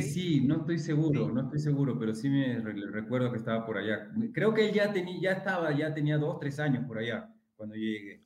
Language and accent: Spanish; Lima, Peru; moved away as an adult; also born or lived in Callao; yo era del callado y que yo nací en la Victoria